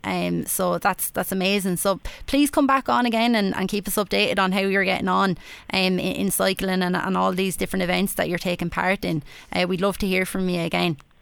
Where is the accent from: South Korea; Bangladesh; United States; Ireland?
Ireland; Wexford, Leinster; accent: Wexford; my, my accent that I'm a, a Wexford yeah, woman